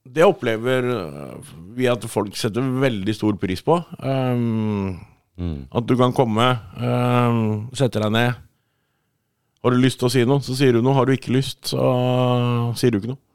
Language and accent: Norwegian; Sandefjord, Vestfold, Norway; now in Årnes, Norway; jeg er fra Sandefjord, men jeg kom bo på, i Skærbygda, rett ved Årnes nå